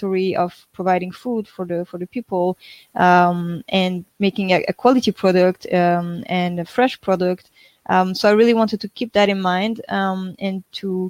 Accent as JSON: {"language": "English", "country": "France", "moved": "yes", "said": "we are from France, so we were living in France at this time"}